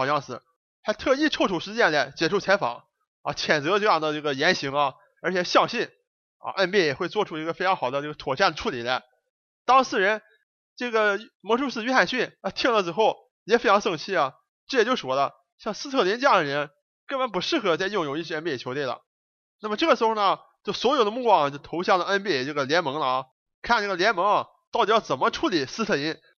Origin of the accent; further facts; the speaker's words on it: Dalian, Liaoning, China; 那咱就不讲咱们中国这个大连老乡老毕了啊